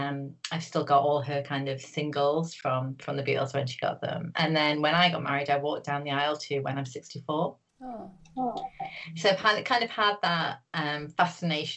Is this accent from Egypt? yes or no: no; Newcastle upon Tyne, North East England, United Kingdom; moved away as an adult; now in Liverpool, United Kingdom; I'm not from Liverpool originally, I'm from Newcastle, I came here to study